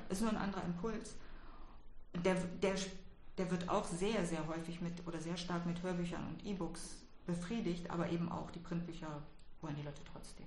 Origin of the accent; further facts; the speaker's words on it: Berlin, Germany; ich bin ja in Westberlin aufgewachsen